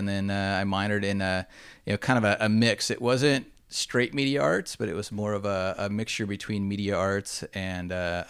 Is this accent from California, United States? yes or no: yes; Huntington Beach, California, United States; moved away as an adult; also born or lived in Dana Point / Tucson / Los Angeles; So I'm from Orange County, just an hour and 20 minutes north. Grew up in Huntington Beach and then Dana Point, and went away for school for 4 years in Arizona, University of Arizona, so down in Tucson.